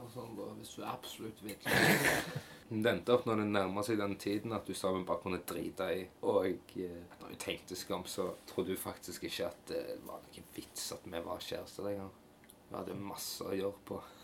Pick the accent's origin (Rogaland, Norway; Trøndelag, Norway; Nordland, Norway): Rogaland, Norway; Hillevåg; jeg òg kommer tilbake igjen her til Hillevåg, ja. til min hjemby